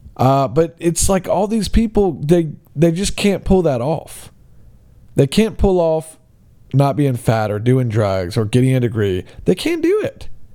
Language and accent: English; Alabama, United States; my hometown of, uh, Alabama